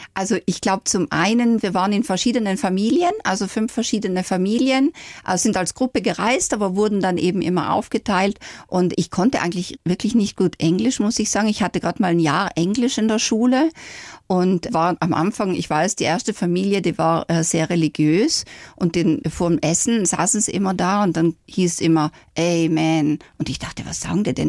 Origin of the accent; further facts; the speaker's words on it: South Tyrol, Trentino-Alto Adige, Italy; now in Nuremberg, Germany; meine Kindheit in Südtirol